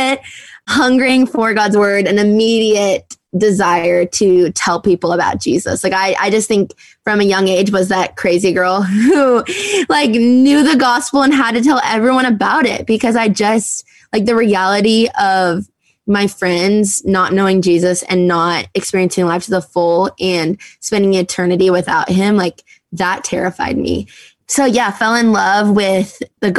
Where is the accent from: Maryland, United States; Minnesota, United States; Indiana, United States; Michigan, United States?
Minnesota, United States; I grew up in Minnesota, so right outside the Twin Cities